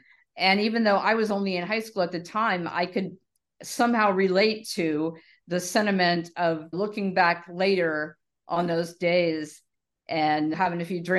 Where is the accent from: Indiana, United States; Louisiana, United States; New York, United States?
Louisiana, United States; New Orleans; Okay. So I grew up in New Orleans, and no one else in my family listened to …. I'm the oldest of six kids.